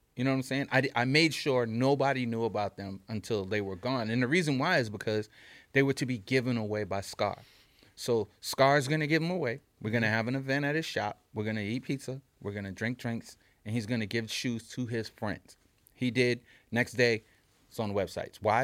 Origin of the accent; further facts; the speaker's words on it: New York City, New York, United States; we're kids from New York City